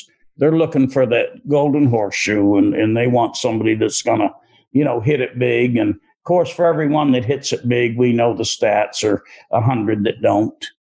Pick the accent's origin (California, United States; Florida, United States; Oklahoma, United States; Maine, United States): Maine, United States; moved away as an adult; also born or lived in Kentucky; As a person from Maine. Sometimes growing up in Maine, you feel a little self-conscious or you don't have greatest confidence.